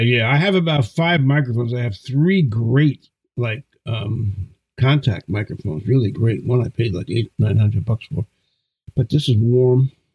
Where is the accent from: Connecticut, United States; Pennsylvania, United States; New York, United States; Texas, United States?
New York, United States; New York City; I grew up in Brooklyn, New York, in Flatbush. I was born in Brownsville, East New York.